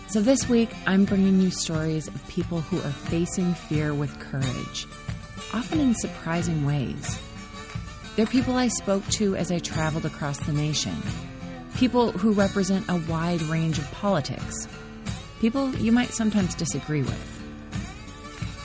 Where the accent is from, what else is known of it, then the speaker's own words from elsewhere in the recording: Minnesota, United States; I grew up in Minnesota